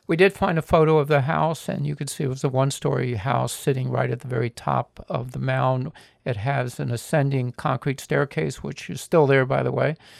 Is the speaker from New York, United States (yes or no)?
no; Miami, Florida, United States; When I was a boy, uh, growing up in Miami